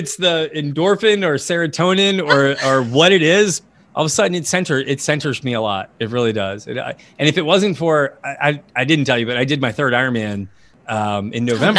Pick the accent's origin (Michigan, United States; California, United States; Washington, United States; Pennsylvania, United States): Pennsylvania, United States; Harrisburg; I was born in Harrisburg, Pennsylvania.